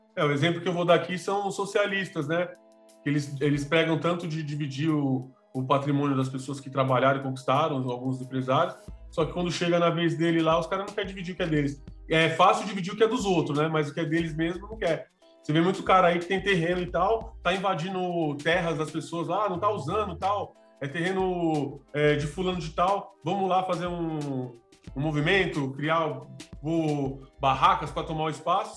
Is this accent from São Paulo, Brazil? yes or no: yes; São Paulo, Brazil; minha quebrada querida, cidade de Tiradentes